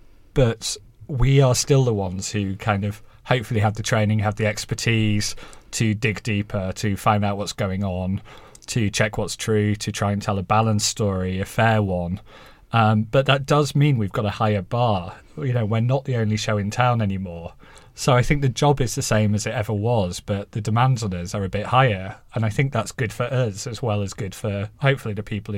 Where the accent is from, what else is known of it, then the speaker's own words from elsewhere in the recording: Halifax, Yorkshire and the Humber, United Kingdom; You might not quite guess from my accent now, but I sort of grew up in a terraced house in Halifax, and was first in my family to uni